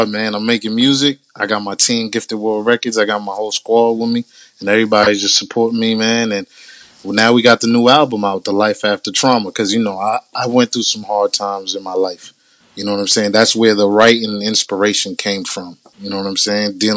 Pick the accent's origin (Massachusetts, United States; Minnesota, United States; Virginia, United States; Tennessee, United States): Massachusetts, United States; Boston; I'm originally from Mattapan, Boston.